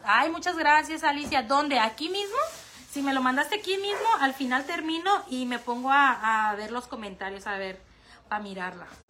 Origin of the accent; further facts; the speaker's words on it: Michoacán, Mexico; now in Tijuana, Mexico; Yo radico aquí en Tijuana, pero yo soy 100% bien michoacana, chicas no me lo van a dejar mentir porque me dicen muchas, hasta tu acento lo dice todo